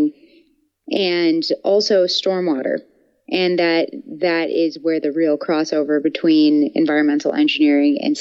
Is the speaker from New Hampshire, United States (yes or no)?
no; Buffalo, New York, United States; moved away as an adult; also born or lived in Gainesville, Florida; I'm from Buffalo, New York, and I moved to Gainesville, Florida when I transferred schools